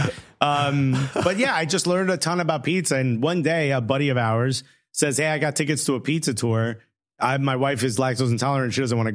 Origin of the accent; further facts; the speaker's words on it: Newark, New Jersey, United States; My mother worked 5 jobs when I was growing up in Newark